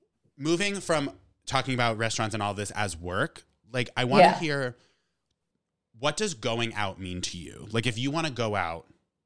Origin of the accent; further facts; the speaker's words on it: Shrewsbury, Vermont, United States; moved away as an adult; also born or lived in Rhode Island; now in New York, United States; I grew up in like a small town called Shrewsbury, like an hour and a half, 2 hours south of Burlington.